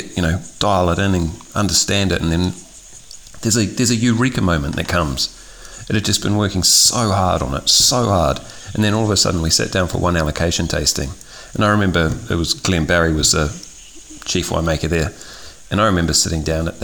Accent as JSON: {"language": "English", "country": "New Zealand", "moved": "yes", "said": "I'm originally from New Zealand"}